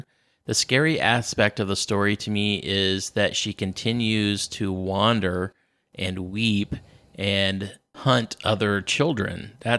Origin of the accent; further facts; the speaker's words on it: Arizona, United States; as a child growing up in Arizona